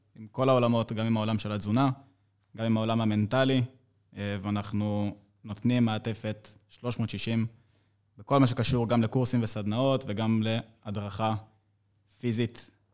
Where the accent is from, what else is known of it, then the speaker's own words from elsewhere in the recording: Rishon LeZion, Central District, Israel; אני בן 24, אני מראשון לציון